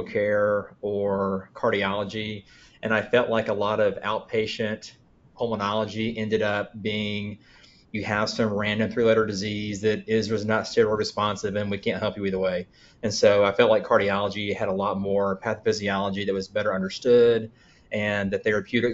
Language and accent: English; Columbus, Georgia, United States; I grew up in Columbus, Georgia, which is an Army town